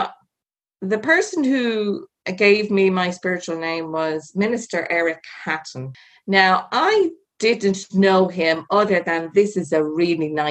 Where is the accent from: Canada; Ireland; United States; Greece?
Ireland; Being Irish